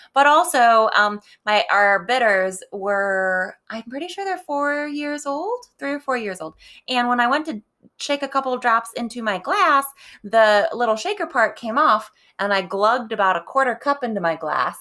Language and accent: English; Cleveland, Ohio, United States; now in Pittsburgh, United States; as somebody from sort of Cleveland